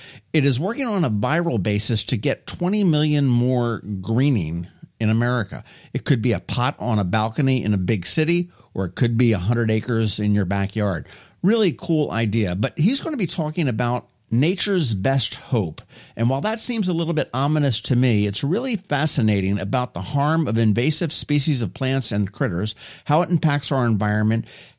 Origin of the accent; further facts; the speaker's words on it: Philadelphia, Pennsylvania, United States; moved away; and I'm originally from Philadelphia